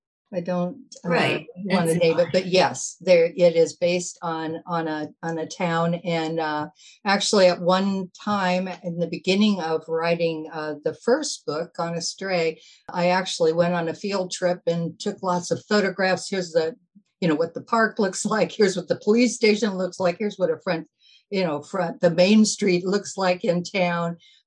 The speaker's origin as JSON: {"language": "English", "region": "Nebraska", "country": "United States", "tie": "born or raised there", "said": "summer of my childhood in Nebraska, up in this northeastern corner. And I consider that kind of like my hometown."}